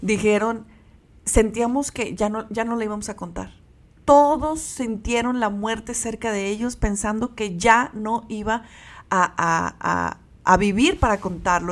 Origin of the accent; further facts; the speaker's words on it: Mexico; como mexicanos